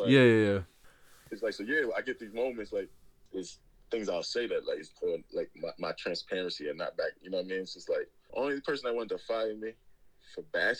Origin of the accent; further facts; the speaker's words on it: New York City, New York, United States; moved away as an adult; also born or lived in Netherlands; now in London, United Kingdom; And also, I'm from New York City